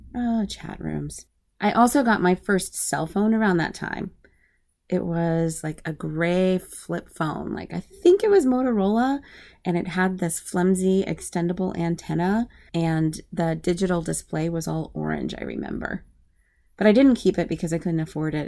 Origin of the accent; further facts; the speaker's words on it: Anchorage, Alaska, United States; moved away as an adult; also born or lived in Midwest / Northern Italy / DMV area / Berlin, Germany; I am originally from Anchorage, Alaska. I grew up there. That's my home.